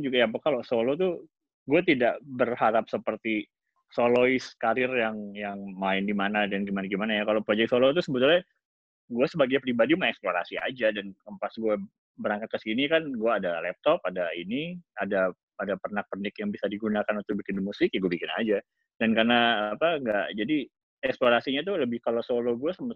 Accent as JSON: {"language": "Indonesian", "country": "Indonesia", "moved": "yes", "lives_now": "Los Angeles, United States", "said": "kita dari Indonesia"}